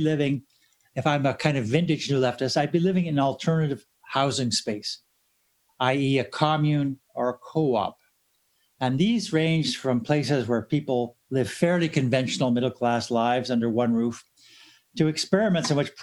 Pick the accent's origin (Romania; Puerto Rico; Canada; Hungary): Canada; Sarnia, Ontario; I grew up in Sarnia, Ontario, where one of the largest employers was Dow Chemical, proud manufacturers of napalm.